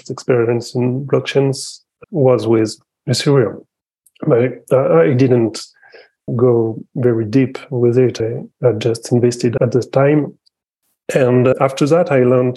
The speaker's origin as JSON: {"language": "English", "country": "France", "said": "I'm from France"}